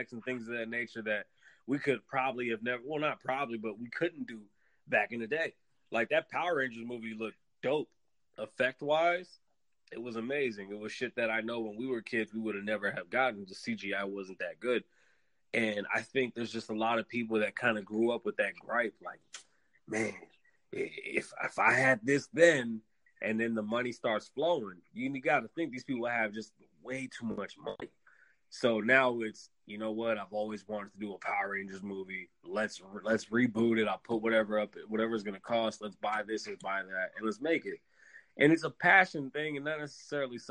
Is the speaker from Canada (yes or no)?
yes; Canada; being a Canadian kid